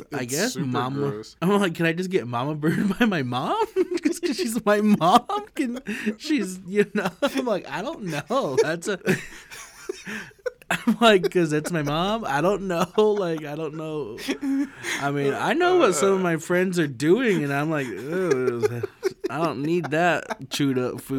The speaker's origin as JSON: {"language": "English", "region": "Idaho", "country": "United States", "said": "I'm from Idaho, but we ain't that redneck"}